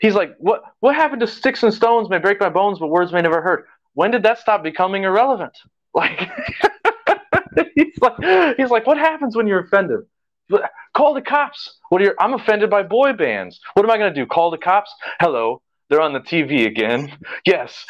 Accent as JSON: {"language": "English", "country": "United States", "said": "I have a soft spot in my heart for Americana, I guess, being an American"}